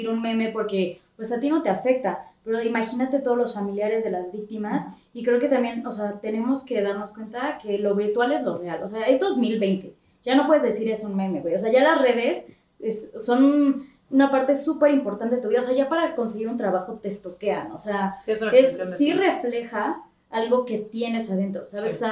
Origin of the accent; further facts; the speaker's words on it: Mexico; Somos mexicanos, somos así, cotorreamos.